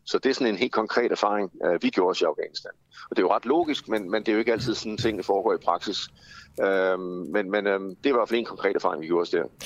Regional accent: Denmark; som danske blegefiser

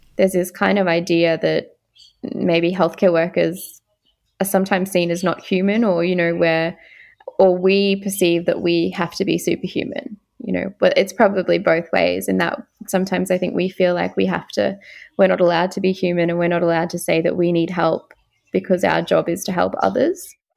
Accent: Far North Queensland, Australia; I'm originally from Far North Queensland

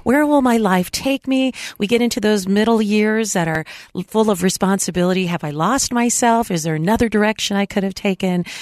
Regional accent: San Diego, California, United States; moved away; I just recently traveled to my hometown in San Diego

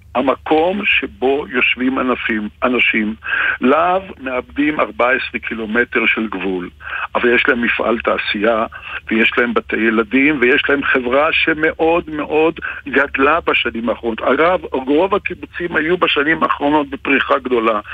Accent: Israel; שזאת הארץ שלי, ואני נולדתי בה פה, לפני מעל שמונים שנה

